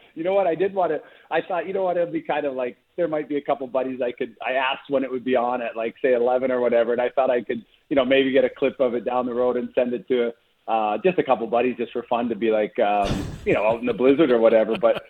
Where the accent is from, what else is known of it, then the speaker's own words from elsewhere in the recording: Edmonton, Alberta, Canada; now in Calgary, Canada; growing up in the Edmonton area and being in Calgary